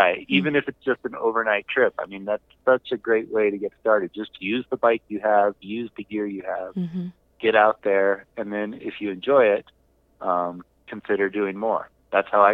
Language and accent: English; Southern California, United States; I'm from Southern California